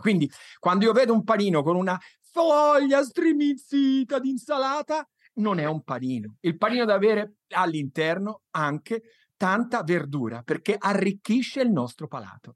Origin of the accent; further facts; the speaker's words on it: Tuscany, Italy; io sono toscano